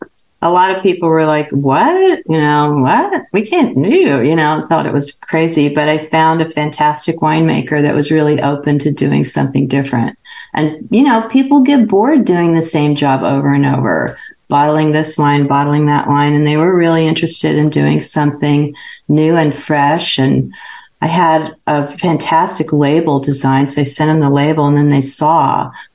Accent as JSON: {"language": "English", "region": "Northern California", "country": "United States", "tie": "born or raised there", "said": "I grew up in Northern California"}